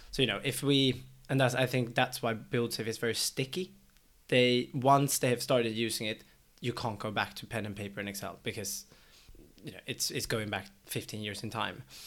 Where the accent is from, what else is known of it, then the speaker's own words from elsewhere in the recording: Sweden; now in London, United Kingdom; since we're both from Sweden